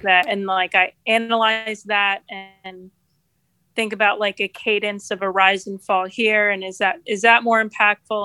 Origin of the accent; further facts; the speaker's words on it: New Jersey, United States; moved away as an adult; now in Rochester, United States; I grew up in New Jersey, really close to New York City